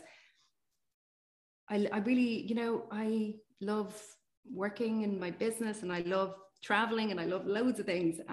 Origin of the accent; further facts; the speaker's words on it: Ireland; we're from Ireland